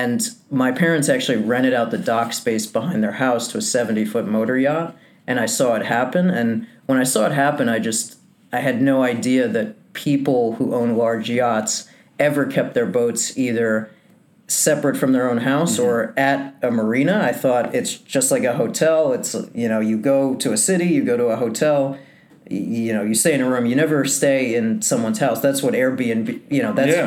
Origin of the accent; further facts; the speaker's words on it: New Jersey, United States; I was born and raised in New Jersey